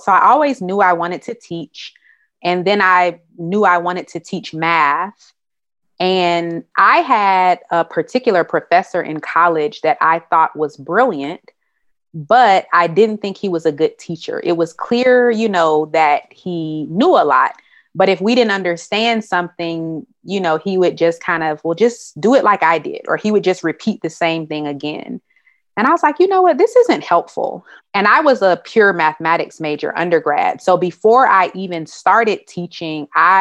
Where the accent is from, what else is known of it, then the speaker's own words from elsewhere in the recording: Durham, North Carolina, United States; also born or lived in Hampton, Virginia; So I was born and raised in Durham, North Carolina